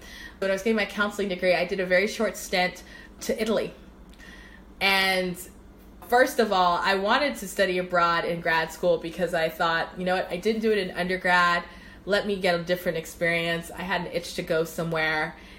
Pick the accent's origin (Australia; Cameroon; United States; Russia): Cameroon; And those are the things that reminded me of growing up in Cameroon, to be honest.